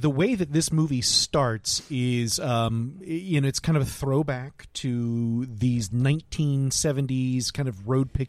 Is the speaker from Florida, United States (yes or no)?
yes; Lakeland, Florida, United States; I'm from Polk County.